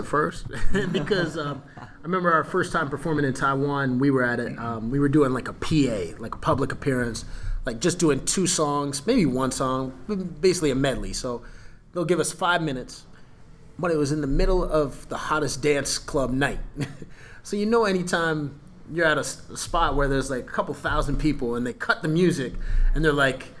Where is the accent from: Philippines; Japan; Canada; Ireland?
Canada; Sarnia, Ontario; They're from where I grew up in Sarnia, one of the other places I grew up, throwing out a few different ones.